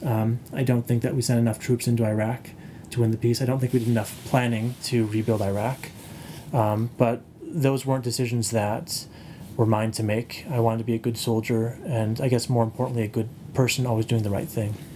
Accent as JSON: {"language": "English", "country": "United States", "said": "I'm from the United States."}